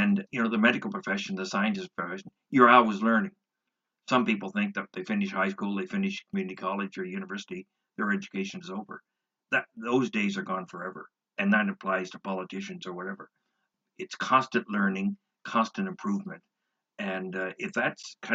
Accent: Canada; I'm not an American, I'm a Canadian.

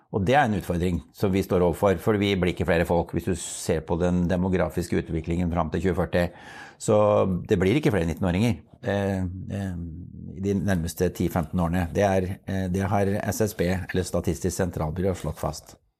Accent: Norway; vi har en sterk base her hjemme i Norge

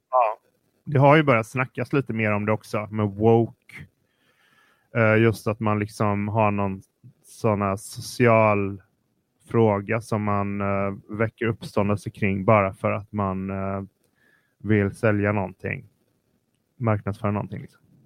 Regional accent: Partille, Västra Götaland, Sweden; Jag växte, jag växte upp i Partille som är en kranskommun till Göteborg

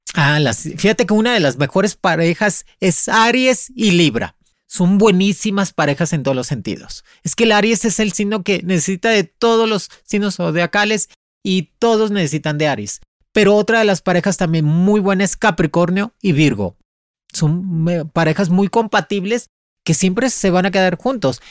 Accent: Boyeros, near Havana, Cuba; moved away as an adult; also born or lived in Spain; Yo salí de Cuba en el 99. Me salí para España. Yo soy este, de madre cubana y padre mexicano, nacida en Cuba, en Boyeros, cerca de La Habana

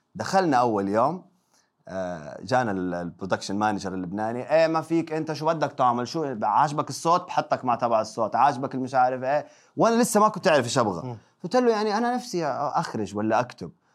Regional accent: Mecca, Makkah Province, Saudi Arabia; moved away as an adult; ولدت وتربيت في مكه 18 سنه

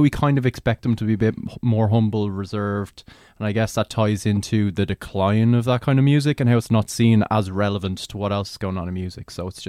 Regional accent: Ireland; we're annoyed by that because we're Irish.

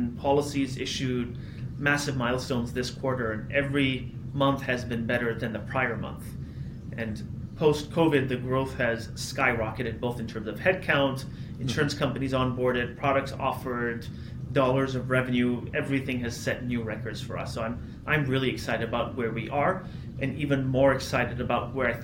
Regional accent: Toronto, Ontario, Canada; I grew up in Toronto, so it was natural for me to continue living here to start the company.

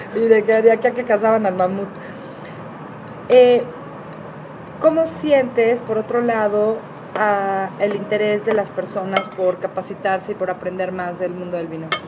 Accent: Mexico; el mexicano, tenemos una riqueza gastronómica tan fuerte

